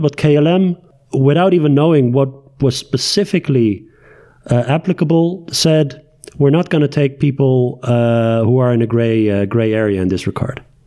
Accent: Tehran, Tehran Province, Iran; moved away; also born or lived in Netherlands; my Iranian nationality is uh, is there because I was born in Tehran.

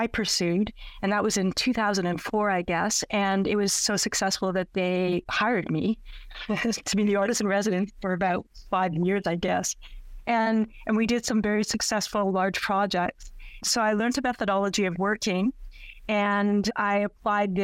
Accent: Saskatchewan, Canada; moved away; also born or lived in Nova Scotia; I was born and raised in Saskatchewan

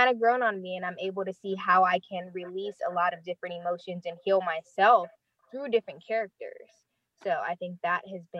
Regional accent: Los Angeles, California, United States; I am originally born and raised in Los Angeles, California. I'm a Navy veteran, so I did travel a bit and live in a couple different places.

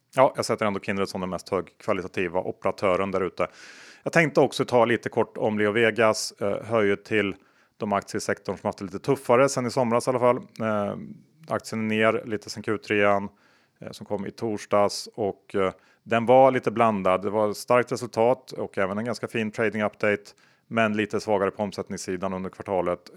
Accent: Sweden; som svensk

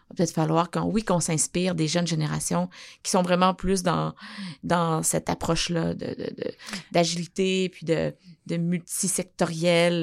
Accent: Abitibi, Quebec, Canada; je viens de l'Abitibi

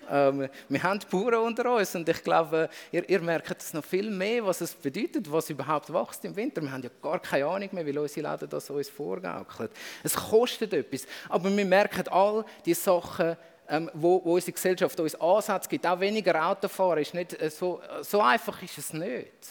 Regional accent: Switzerland; wenn ich plötzlich merke, ich bin als Schweizer nie auf der Opferseite von dem Gebot.

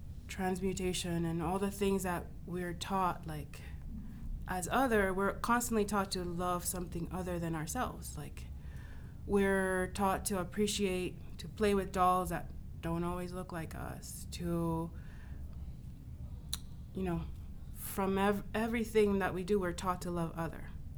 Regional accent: United States; being able to even question, posit those two questions only came out of growing up in the States.

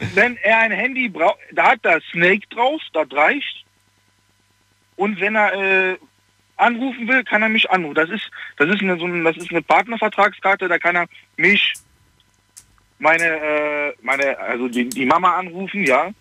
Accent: Germany; also born or lived in Poland; ich bin ja eigentlich gebürtiger Pole, sage ich jetzt mal, aber ich bin in, von meinem Vater die Seite ist ja mehr Deutsch, aber ich bin nach Deutschland gekommen mit acht Monaten

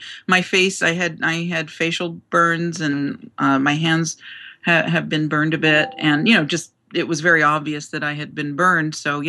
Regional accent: Newark, New Jersey, United States; I was born in Newark, New Jersey.

